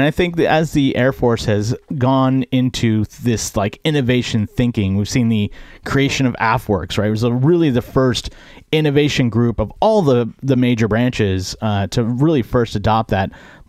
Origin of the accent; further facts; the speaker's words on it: Bay Area, California, United States; moved away as an adult; So I grew up in the Bay Area, one of the most diverse areas in the country.